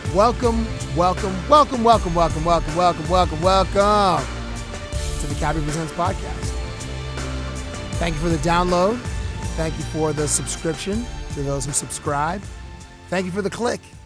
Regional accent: Cambridge, Ontario, Canada; I went to high school in Cambridge, Ontario

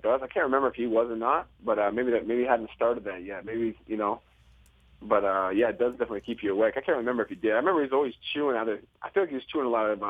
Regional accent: Toronto, Ontario, Canada; I grew up in Toronto.

